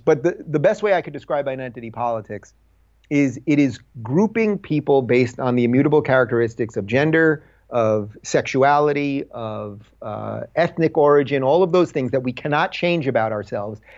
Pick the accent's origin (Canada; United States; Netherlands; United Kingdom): United States; Long Island, New York; I grew up in Long Island in middle class to maybe slightly upper middle class